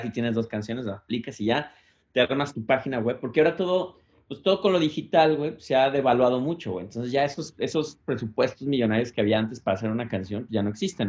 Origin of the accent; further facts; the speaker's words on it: Mexico; now in United States; Yo, como buen mexicano